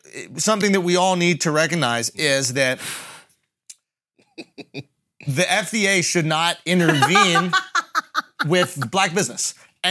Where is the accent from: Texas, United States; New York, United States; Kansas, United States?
New York, United States; Say, I'm not from New York. I'll give you some real pure New York racism. That's what I'll give you. Remind you where I'm from.